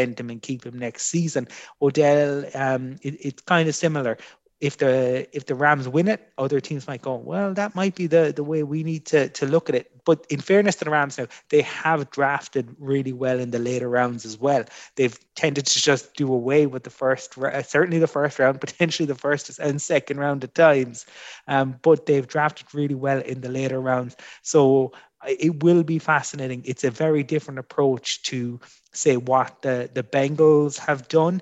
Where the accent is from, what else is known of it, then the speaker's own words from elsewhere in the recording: Fermoy, Munster, Ireland; I grew up in Fermoy watching the NFL in the late 80s